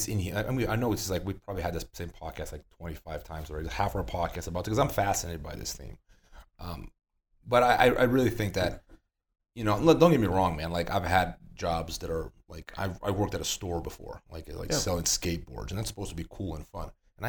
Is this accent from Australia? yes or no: no; Brazil; moved away; I came from Brazil. I moved from Brazil in 2008.